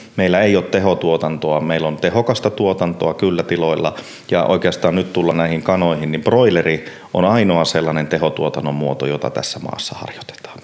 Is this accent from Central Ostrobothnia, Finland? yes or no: no; Puolanka, Kainuu, Finland; also born or lived in Enontekiö; now in Inari, Finland; siellä lapsuudessa itsellä, nyt kun Puolangalla on, hmm. on varttunut